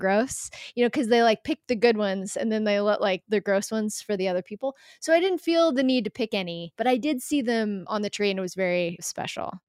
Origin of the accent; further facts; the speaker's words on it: Denver, Colorado, United States; moved away; I grew up in Denver, Colorado